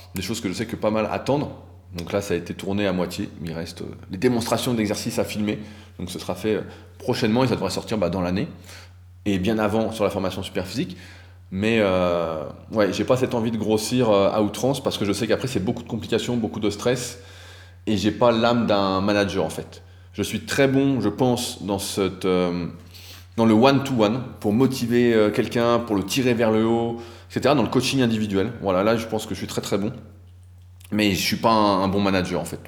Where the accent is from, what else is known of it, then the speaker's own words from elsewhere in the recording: France; en tant que Français